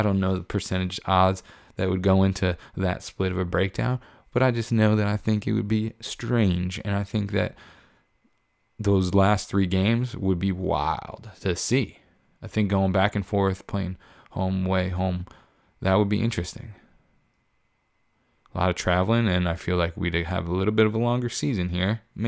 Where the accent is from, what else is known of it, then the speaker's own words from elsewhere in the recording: Boston, Massachusetts, United States; I'm glad I'm a Dodgers fan, but it's badass to say you're from South Boston. I'm from Southie.